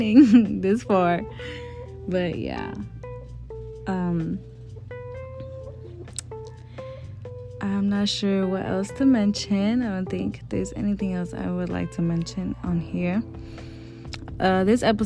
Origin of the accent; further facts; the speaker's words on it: Houston, Texas, United States; also born or lived in Mexican ancestry; now in Georgia, United States; I did live in Houston, Texas for a majority of my life